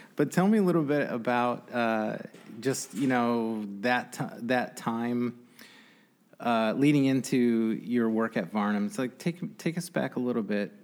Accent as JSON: {"language": "English", "town": "Grand Rapids", "region": "Michigan", "country": "United States", "tie": "born or raised there", "said": "as a guy growing up on the Northeast Side"}